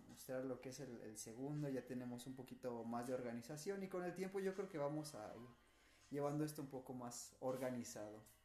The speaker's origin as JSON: {"language": "Spanish", "region": "Nuevo León", "country": "Mexico", "moved": "yes", "lives_now": "Guanajuato, Mexico", "said": "somos dos norteños, güey, o sea, Juan que viene de Sinaloa, yo de Nuevo León"}